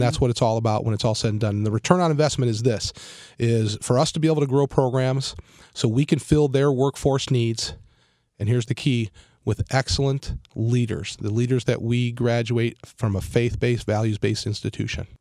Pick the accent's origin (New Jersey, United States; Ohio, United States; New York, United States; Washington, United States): Ohio, United States; Cleveland; moved away as an adult; now in South Florida, United States; born and raised in Cleveland, uh, family of 7